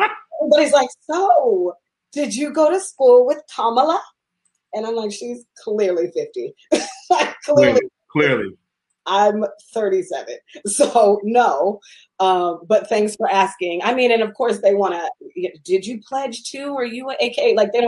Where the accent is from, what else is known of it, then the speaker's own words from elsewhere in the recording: Seattle, Washington, United States; moved away as an adult; when I was growing up in Seattle.